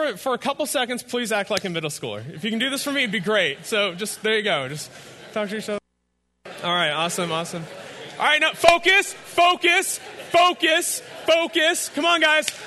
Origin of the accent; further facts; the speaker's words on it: Fairfield, California, United States; that is my hometown. I don't live there, but I live near there. And so that's where I grew up. I spent the first 23 years of my life mostly in Fairfield